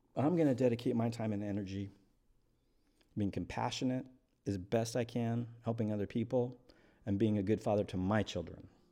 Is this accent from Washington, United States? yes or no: yes; eastern Washington, United States; I was raised by a single parent in a little crappy town in eastern Washington